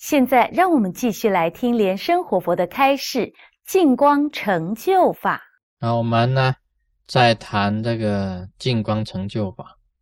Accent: Taiwan; 我们台湾人讲过心嘛

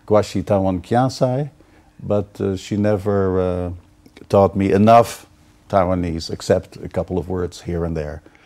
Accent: Amsterdam, North Holland, Netherlands; moved away; I'm from Holland, Amsterdam

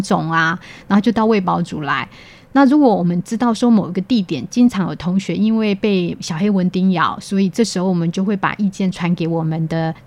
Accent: Taichung, Taiwan; moved away as an adult; also born or lived in Kaohsiung; now in Hualien, Taiwan; 我本身是台中人，然后我的家在东市那附近

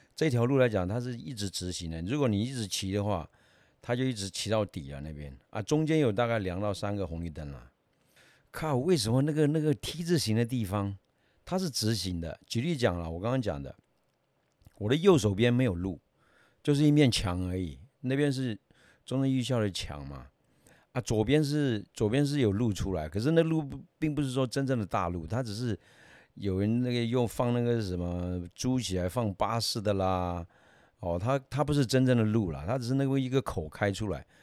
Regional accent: Myanmar; now in Taiwan; 我是东南亚那边来的，我不是泰国人，哦，也，也住在缅甸长大嘛，后来来到台湾以后

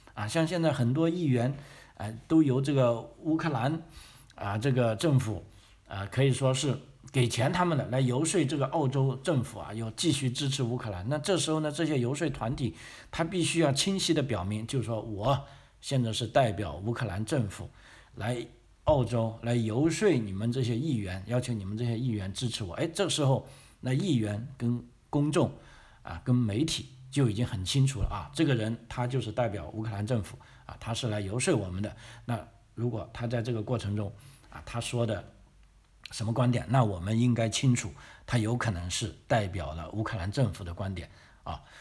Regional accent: China; now in Australia; 咱们，啊，来自这个中国大陆的学生

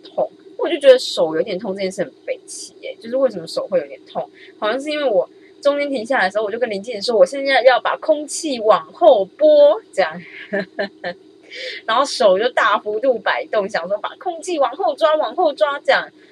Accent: Taiwan; 我是台湾人

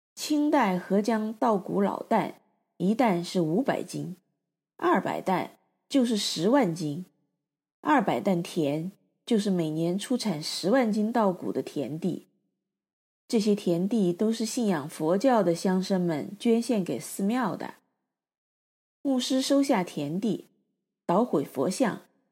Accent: Chengdu, Sichuan, China; also born or lived in Chongqing; 成都是我成长之处

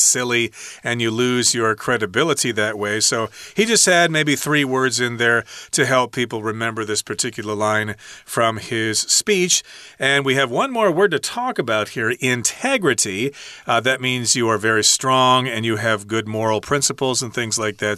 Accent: United States; as an American

